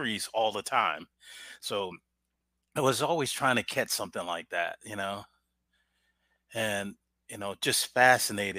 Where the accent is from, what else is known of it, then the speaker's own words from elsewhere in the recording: Cleveland, Ohio, United States; now in Columbus, United States; I'm originally from Cleveland